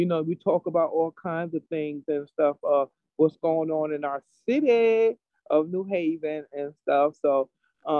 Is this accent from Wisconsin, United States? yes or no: no; New Haven, Connecticut, United States; I grew up in over on Franklin Street Projects, Farnham Courts. That's where I grew up at. And I lived over there for 18 years